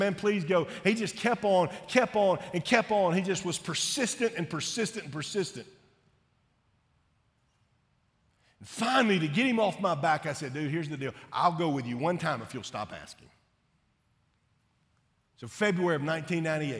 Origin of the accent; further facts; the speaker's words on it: Shreveport, Louisiana, United States; I grew up in Shreveport, Louisiana